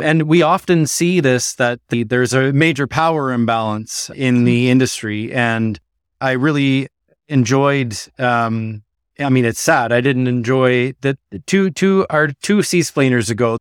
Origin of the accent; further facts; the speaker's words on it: Ottawa, Ontario, Canada; now in Newfoundland and Labrador, Canada; as Newfoundlanders, and I grew up in Ottawa